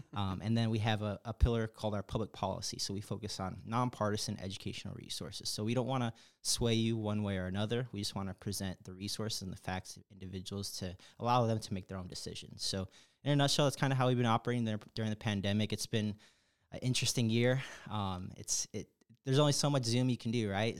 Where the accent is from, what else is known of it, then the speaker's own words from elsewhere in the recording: Chicago, Illinois, United States; moved away as an adult; now in Atlanta, United States; I'm from Chicago. Big, big, big Chicago, diehard Chicago person